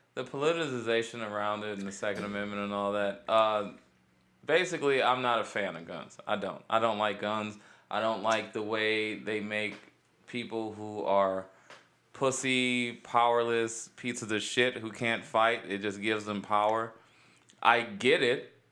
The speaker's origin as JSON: {"language": "English", "town": "Cleveland", "region": "Ohio", "country": "United States", "tie": "born or raised there", "said": "Cleveland, east side of Cleveland"}